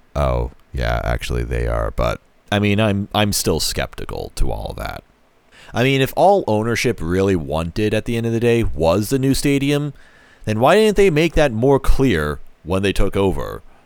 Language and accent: English; Kansas City, Missouri, United States; I growing up in Kansas City